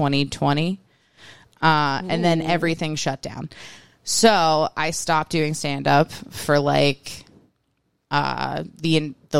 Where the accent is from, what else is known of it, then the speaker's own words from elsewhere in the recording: West Virginia, United States; moved away as an adult; also born or lived in Denver; I'm from West Virginia.